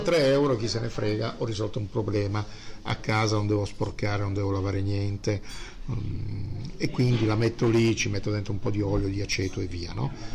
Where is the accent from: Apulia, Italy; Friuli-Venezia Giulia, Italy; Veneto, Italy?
Apulia, Italy; Bari; also born or lived in Sicily (father's origin); now in Milan, Italy; sono un terrone milanesizzato e nel mio sangue, beh io sono nato a Bari, però mio padre è siciliano